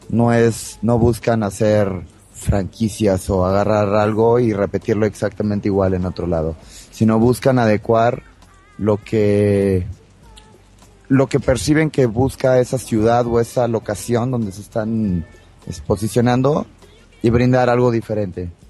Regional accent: Monterrey, Nuevo León, Mexico; now in Mexico City, Mexico; yo que vengo de Monterrey y lo empiezo a vivir ahora, noto cómo si va eh, floreciendo.

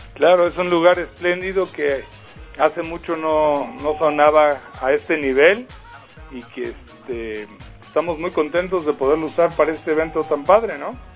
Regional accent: Mexico City, Mexico; Yo soy oriundo de Polanco.

